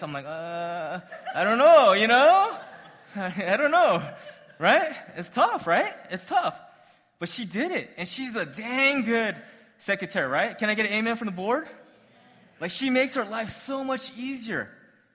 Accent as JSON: {"language": "English", "town": "Arcadia", "region": "California", "country": "United States", "tie": "born or raised there", "said": "little kids growing up in Arcadia, Apaches"}